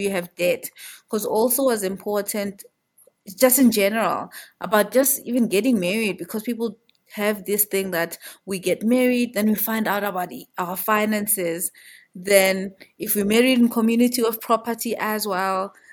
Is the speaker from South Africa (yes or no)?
yes; Johannesburg, Gauteng, South Africa; I'm originally from here in Joburg. I know people usually say there's no one from Joburg, but I am from Joburg through and through